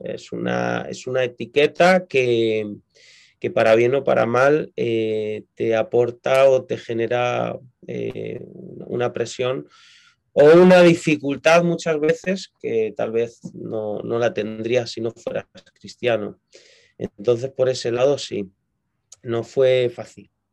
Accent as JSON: {"language": "Spanish", "town": "Madrid", "region": "Community of Madrid", "country": "Spain", "tie": "born or raised there", "said": "yo nací en Madrid, eh, es la capital de España"}